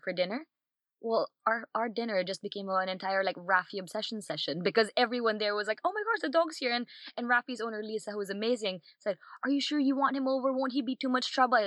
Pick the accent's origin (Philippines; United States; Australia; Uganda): Philippines; moved away as an adult; also born or lived in Barcelona; now in London, United Kingdom; born and raised in the Philippines, spent most of my life there